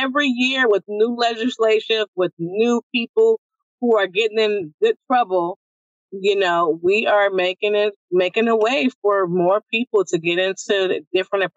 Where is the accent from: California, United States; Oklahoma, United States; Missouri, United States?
California, United States; San Francisco; growing up where we come from Baby Hunter's Point